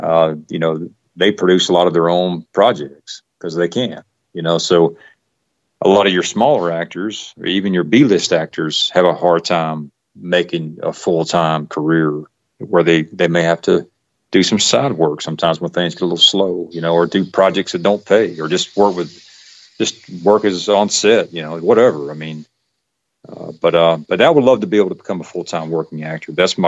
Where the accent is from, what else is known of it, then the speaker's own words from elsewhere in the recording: the South, United States; accent: Southern; So here I try to speak with a less Southern accent, you know, because it not sound too much like a country bumpkin, but you know, it's one of those things. It's just part of who I am.